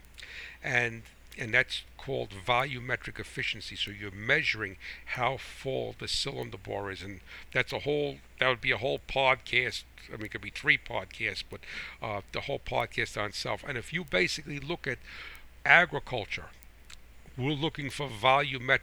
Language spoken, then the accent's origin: English; United States; I am American first, I'm American farmer